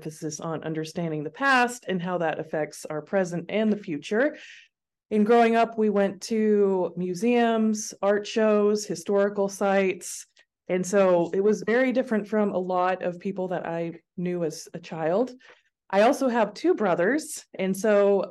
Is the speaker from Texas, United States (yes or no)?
no; Jackson, Tennessee, United States; moved away as an adult; also born or lived in Knoxville, Tennessee; now in Seattle, United States; I grew up in a small city in Tennessee called Jackson